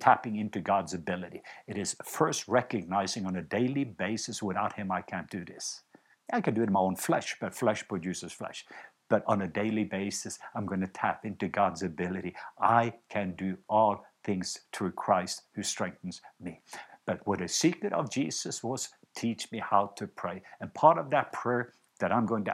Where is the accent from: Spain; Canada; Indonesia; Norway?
Norway; moved away; I was home in Norway not long ago, and I visited my home country